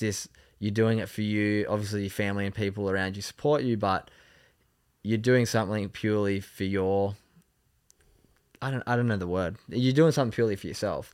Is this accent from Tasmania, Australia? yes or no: no; Sydney, New South Wales, Australia; I grew up in North Narrabeen